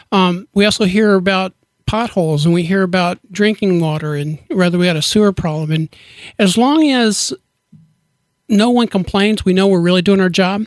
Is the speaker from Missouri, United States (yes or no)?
yes; Liberty, Missouri, United States; moved away as an adult; now in Kearney, United States; I'm actually from Liberty, Missouri, right down the road